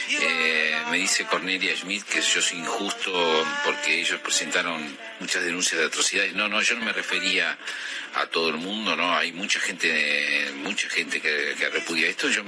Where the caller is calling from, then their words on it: Quilmes, Buenos Aires Province, Argentina; de Quilmes.